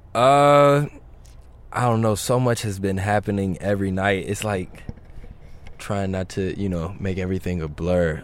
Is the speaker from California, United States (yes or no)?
no; Chicago, Illinois, United States; growing up in Chicago